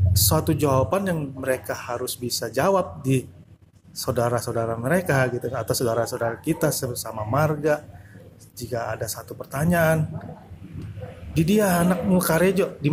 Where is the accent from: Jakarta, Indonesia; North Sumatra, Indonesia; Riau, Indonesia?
North Sumatra, Indonesia; jadi ekspektasi orang tua kita sebagai orang Batak mereka mereka pasti menuntut anaknya yang terbaik